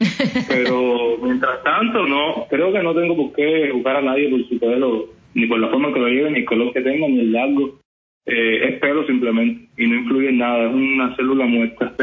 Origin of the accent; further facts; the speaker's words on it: Pinar del Río, Cuba; moved away; Flavia y yo, que venimos juntos desde Pinar del Tío, que nos conocemos antes de entrar a la ENA